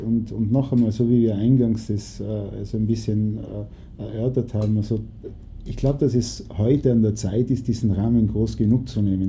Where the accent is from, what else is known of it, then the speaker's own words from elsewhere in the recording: Naples, Campania, Italy; da, wo ich aufgewachsen bin in Neapel